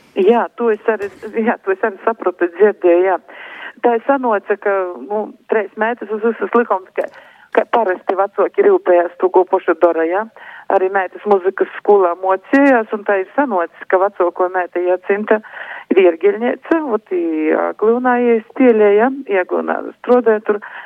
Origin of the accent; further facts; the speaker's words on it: Višķi, Augšdaugava Municipality, Latvia; also born or lived in Aglona / Daugavpils; es esmu dzimusi Aglilnā, bet visu mūžu dzīvoju Višķos.